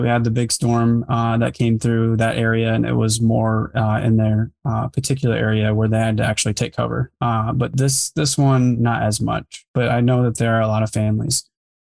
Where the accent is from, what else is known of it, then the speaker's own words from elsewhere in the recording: Grand Rapids, Michigan, United States; I've grown up here my whole life